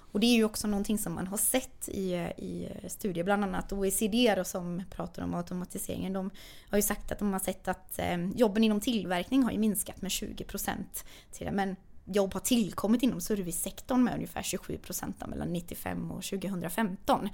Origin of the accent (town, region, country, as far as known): Sweden; born or raised there; also born or lived in Lysekil; now in Stockholm, Sweden